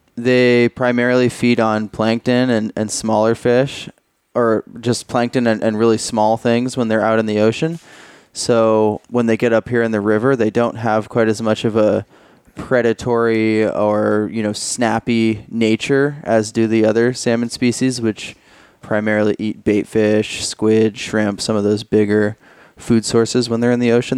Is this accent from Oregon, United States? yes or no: yes; Portland, Oregon, United States; I'm from Oregon, Portland, Oregon. Uh, grew up fishing for salmon and steelhead